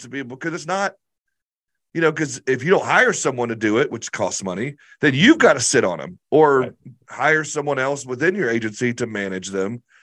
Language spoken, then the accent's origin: English; Arkansas, United States; I'm this dude from Arkansas that was working out of my basement